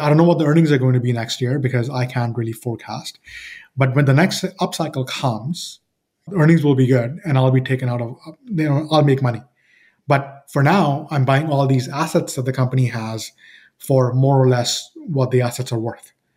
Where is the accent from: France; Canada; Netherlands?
Canada; Toronto, Ontario; I'm from Toronto, Canada